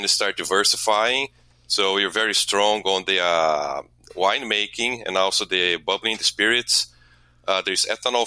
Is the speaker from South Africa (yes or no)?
no; Brazil; moved away as an adult; now in Milwaukee, United States; I'm originally from Brazil. I came to U.S. to do my PhD